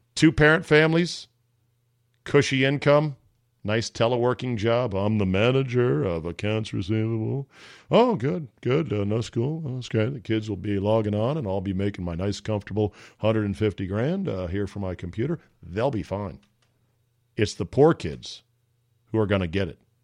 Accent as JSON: {"language": "English", "area": "Fairfax County", "region": "Virginia", "country": "United States", "tie": "born or raised there", "also_born_or_lived": "Loudoun County, Virginia", "said": "Fairfax County, right next door to us, the county I grew up in in Virginia"}